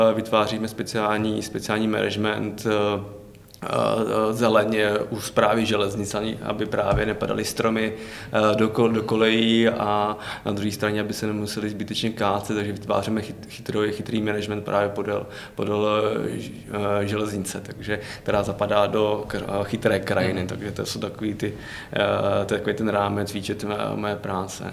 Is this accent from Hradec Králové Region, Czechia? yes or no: no; Pardubice Region, Czechia; já jsem z Pardubického no, kraje